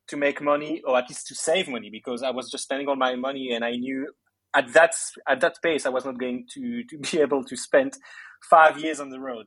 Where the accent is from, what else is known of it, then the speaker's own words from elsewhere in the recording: Belgium; I was born in Belgium. My parents are Greek, so I grew up with a very uh, Greek culture, and every summer we would go and spend the holidays in Greece